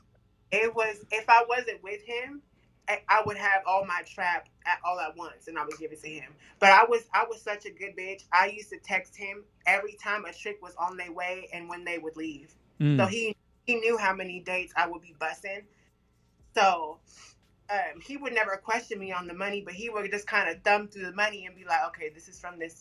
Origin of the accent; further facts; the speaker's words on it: Sacramento, California, United States; I'm from Sacramento